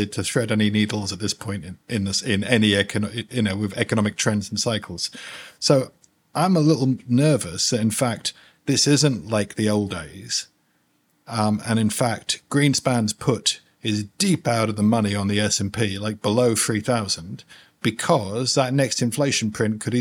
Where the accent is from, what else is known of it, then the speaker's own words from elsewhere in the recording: United Kingdom; moved away; also born or lived in London; I'm from the UK originally. I'm British in most respects, really.